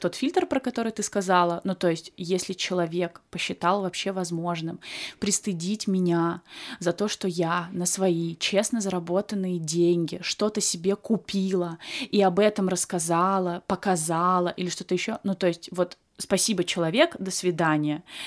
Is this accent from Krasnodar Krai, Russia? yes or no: yes; Krasnodar Krai, Russia; moved away; у меня, например, было кубановедение, потому что я с Кубани